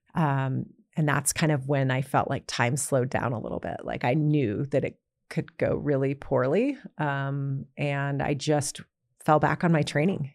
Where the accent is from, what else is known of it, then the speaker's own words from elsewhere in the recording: San Jose, California, United States; Well, I grew up in San Jose, California.